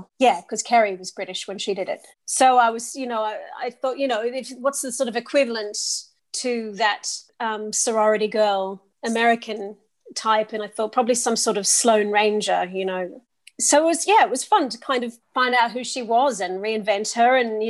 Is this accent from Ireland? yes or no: no; Sydney, New South Wales, Australia; accent: English; also born or lived in Oxford, United Kingdom; my English accent comes from living in the UK for half my life. So I grew up in both Oxford and Sydney and went to school in Oxford, in both primary and secondary school